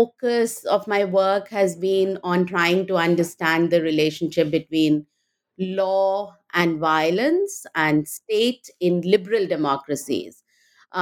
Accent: India; moved away as an adult; also born or lived in Delhi; now in United States; I grew up in India and went to Delhi University

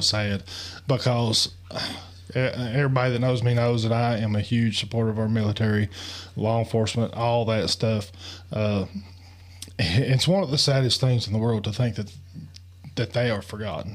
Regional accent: Appalachia, United States; in our culture in Appalachian

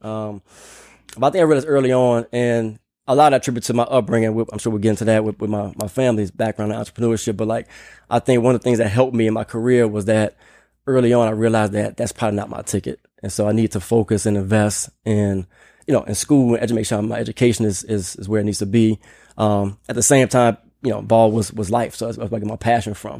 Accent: New Orleans, Louisiana, United States; moved away as an adult; also born or lived in Nashville / Philadelphia; now in Austin, United States; hometown is New Orleans, Louisiana. So, I'm proud New Orleanian. Uh, Grew up in the city

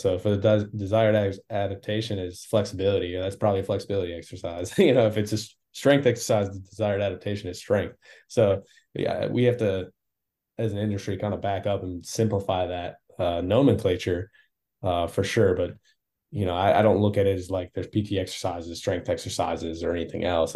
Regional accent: Wisconsin, United States; moved away as an adult; also born or lived in Houston, United States; now in Phoenix, United States; originally I'm from Wisconsin.

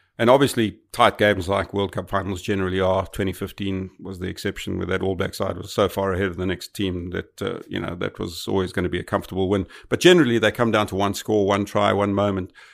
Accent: South Africa; as a South African

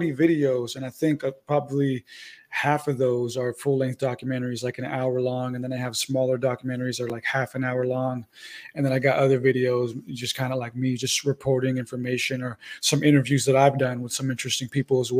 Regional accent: San Diego, California, United States; moved away as an adult; also born or lived in Santa Rosa, California; now in Arizona, United States; That's where I'm originally from, but I actually live in Arizona right now

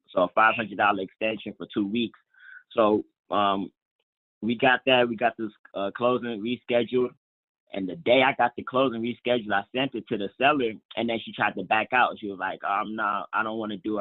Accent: Atlanta, Georgia, United States; in Atlanta right now, which is um actually like my hometown

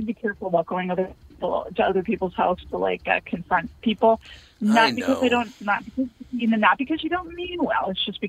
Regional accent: Scotland, United Kingdom; I'm Scottish. I'm Scotch, so we stand by it on that one.

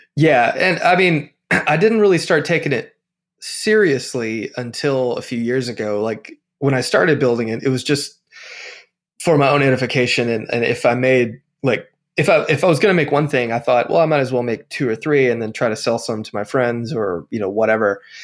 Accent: Tennessee, United States; now in Nashville, United States; I've lived in Tennessee my whole life. So I grew up only like an hour and a half from Nashville

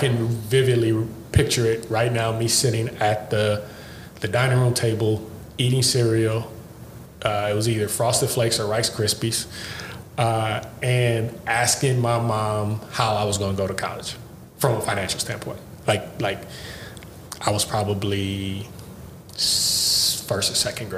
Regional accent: Los Angeles, California, United States; also born or lived in Bellflower; I was from Watts and I played quarterback

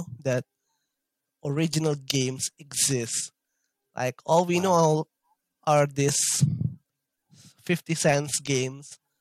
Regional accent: Indonesia; I live in Indonesia

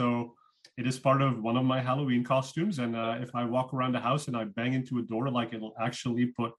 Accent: Flanders, Belgium; accent: Belgian; first language Dutch (Flemish); English is a second language; now in Bay Area, United States; My accent is from Belgium, so I speak Dutch. Flemish is my native language.

